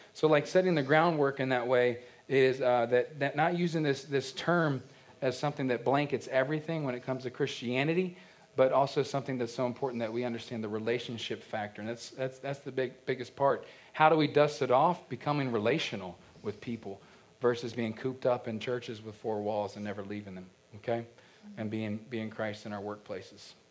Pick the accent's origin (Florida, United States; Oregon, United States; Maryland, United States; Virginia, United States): Virginia, United States; Culpeper County; I remember growing up, Podunk, Culpeper County, you know, Virginia